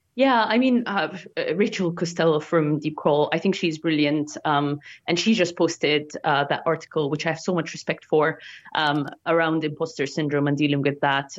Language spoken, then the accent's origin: English; Egypt; moved away as an adult; now in United Kingdom; my hometown in Egypt